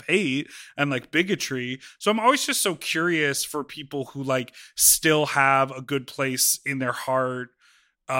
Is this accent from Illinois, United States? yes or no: yes; Chicago, Illinois, United States; I'm from Chicago